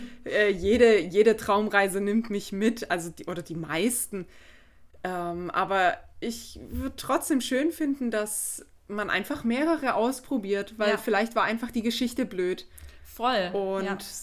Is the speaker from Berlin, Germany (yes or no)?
no; Black Forest, Baden-Württemberg, Germany; ich komme ja aus dem Schwarzwald